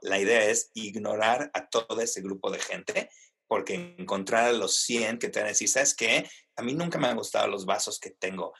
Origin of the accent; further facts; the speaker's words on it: Mexico City, Mexico; moved away; also born or lived in Argentina / United States; yo soy argentino originalmente, si se pueden imaginar, crecido en la Ciudad de México y luego en Estados Unidos